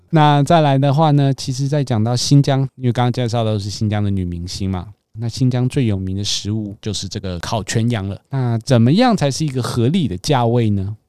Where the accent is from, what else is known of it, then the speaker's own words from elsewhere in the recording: Taiwan; 以我们台湾人的消费习惯